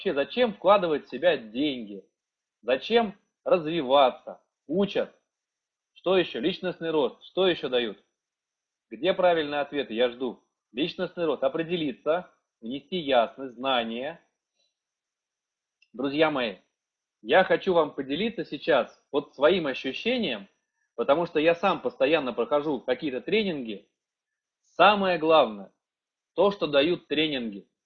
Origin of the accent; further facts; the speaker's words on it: Saint Petersburg, Russia; Я сам из Санкт-Петербурга, а, я летал сам в Киев, проходил там тренинг